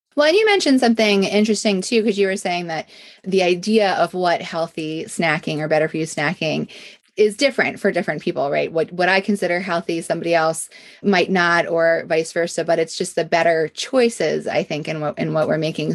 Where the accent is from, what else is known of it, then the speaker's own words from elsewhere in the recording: Pennsylvania, United States; being born and raised in Pennsylvania